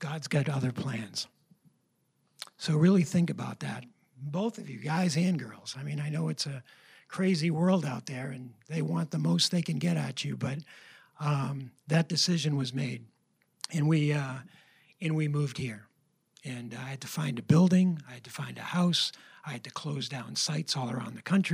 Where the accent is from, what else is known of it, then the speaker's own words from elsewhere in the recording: New Hampshire, United States; we're both from New Hampshire